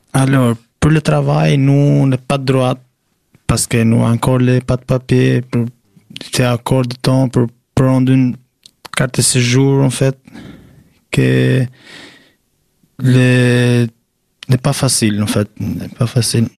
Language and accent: French; Albania; French is a second language; now in Épinal, France; Je viens de Albanie. Je suis ici à France depuis 31 mars 2015